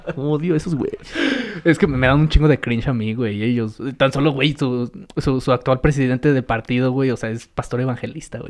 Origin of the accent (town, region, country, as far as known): Mexico